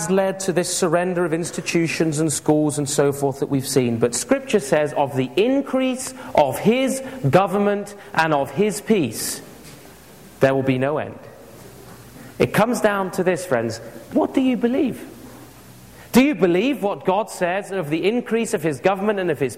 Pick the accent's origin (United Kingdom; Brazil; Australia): United Kingdom; England; I grew up with it in England